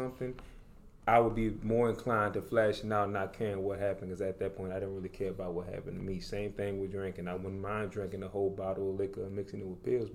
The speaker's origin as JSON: {"language": "English", "town": "New Orleans", "region": "Louisiana", "country": "United States", "moved": "yes", "lives_now": "Dallas, United States", "said": "I'm originally from New Orleans, Louisiana"}